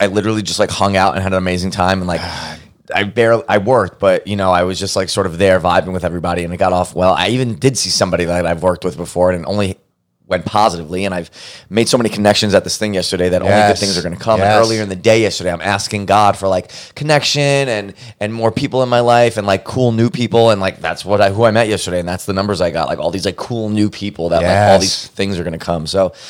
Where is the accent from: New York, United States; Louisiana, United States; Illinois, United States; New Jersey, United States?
New York, United States; New York City; moved away as an adult; also born or lived in Arizona; now in Los Angeles, United States; Well, I'm from Brooklyn, New York. I've born and raised in Brooklyn. That's my big part of who I am. It's part of my identity, my shtick.